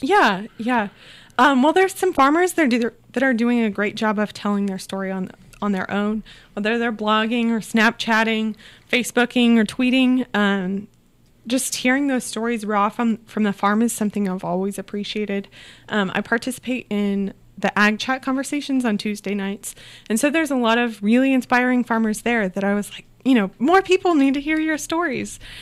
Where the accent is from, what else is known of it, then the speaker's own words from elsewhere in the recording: Southeast Iowa, United States; Yeah, so I grew up in Southeast Iowa, but I didn't grow up on a farm